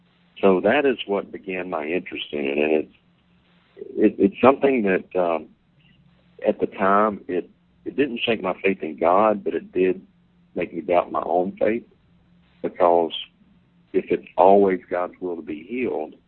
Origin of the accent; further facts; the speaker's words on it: Vicksburg, Mississippi, United States; Vicksburg, Mississippi, my hometown